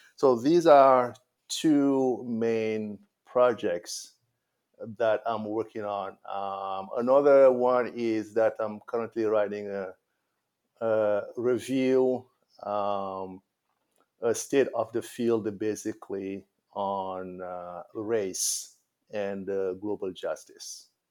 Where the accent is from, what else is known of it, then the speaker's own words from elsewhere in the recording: Senegal; I went to school in my hometown, Galayak